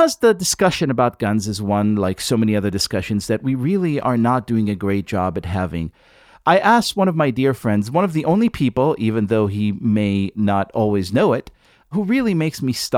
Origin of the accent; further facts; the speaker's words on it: Israel; moved away; I grew up in Israel